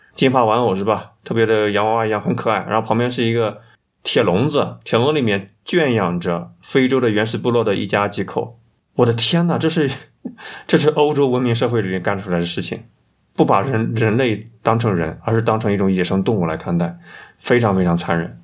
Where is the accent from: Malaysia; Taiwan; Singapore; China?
China; 这是我们中国人的潜意识、集体意识